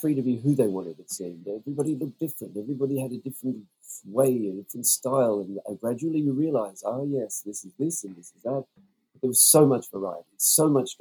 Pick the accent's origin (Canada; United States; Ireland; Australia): Australia; also born or lived in New Zealand; as an Australian